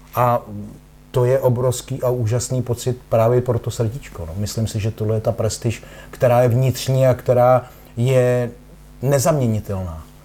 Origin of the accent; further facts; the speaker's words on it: Czechia; byl jsem tuctový závodník z České republiky